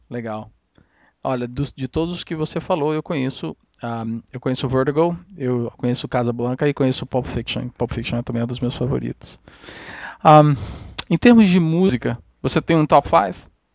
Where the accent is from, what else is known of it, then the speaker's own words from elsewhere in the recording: Brazil; moved away; eu sou brasileiro